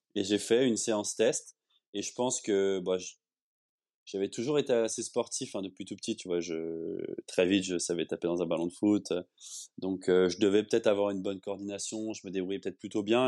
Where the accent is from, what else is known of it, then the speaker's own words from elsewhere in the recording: Le Châtelet-en-Brie, Île-de-France, France; moved away as an adult; also born or lived in Paris; now in Barcelona, Spain; la ville où j'ai grandi, au Châtelet-en-Brie, en, Seine-et-Marne